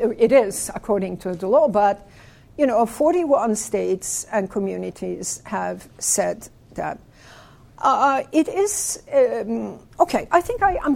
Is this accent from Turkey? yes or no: yes; Turkey; I was born in Turkey